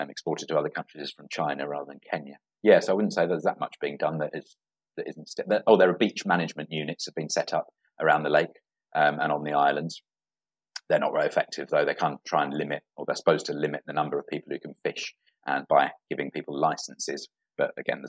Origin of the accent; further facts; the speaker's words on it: England, United Kingdom; the town I was born in England